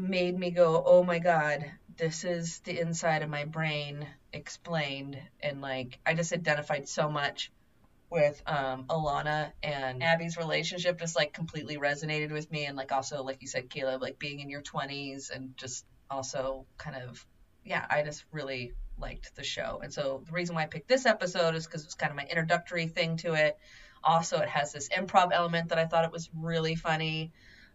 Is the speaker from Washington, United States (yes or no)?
yes; Seattle, Washington, United States; I grew up on the East Side in Seattle